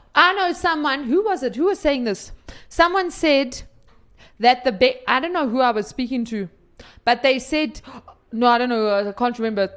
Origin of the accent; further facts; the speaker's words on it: South Africa; we're South African